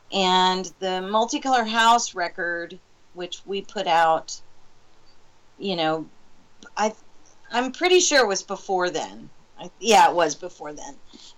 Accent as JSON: {"language": "English", "town": "Asheville", "region": "North Carolina", "country": "United States", "tie": "born or raised there", "said": "I'm from Asheville, North Carolina. And that's where I grew up."}